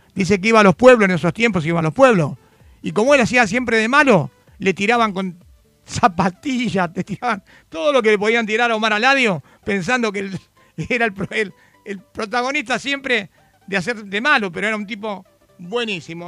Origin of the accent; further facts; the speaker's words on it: Argentina; en nuestro país